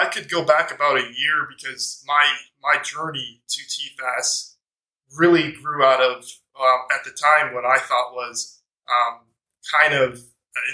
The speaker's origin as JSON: {"language": "English", "town": "Albuquerque", "region": "New Mexico", "country": "United States", "tie": "born or raised there", "said": "I grew up in Albuquerque, New Mexico."}